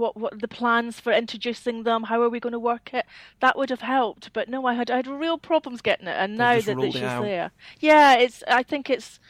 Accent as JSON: {"language": "English", "region": "Scotland", "country": "United Kingdom", "accent": "Scottish", "moved": "as an adult", "lives_now": "Peterborough, United Kingdom", "said": "I am Scottish"}